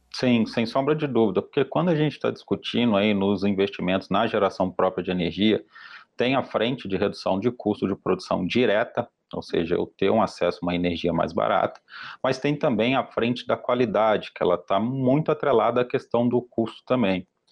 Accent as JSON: {"language": "Portuguese", "region": "Minas Gerais", "country": "Brazil", "said": "eu também sou mineiro"}